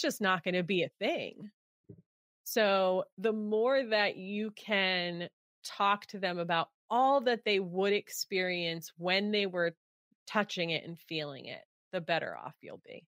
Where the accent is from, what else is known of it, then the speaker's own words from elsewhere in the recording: New York, United States; now in California, United States; I grew up in New York